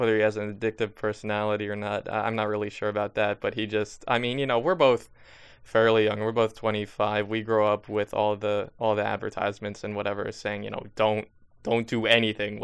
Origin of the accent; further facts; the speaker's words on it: Long Island, New York, United States; now in Manhattan, Kansas, United States; when I grew up on Long Island